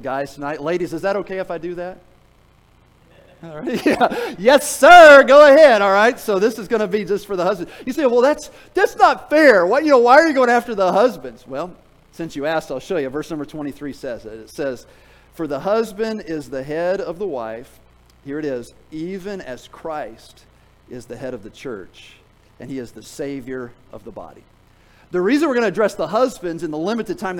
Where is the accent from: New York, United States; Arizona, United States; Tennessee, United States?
Tennessee, United States; I'm from Tennessee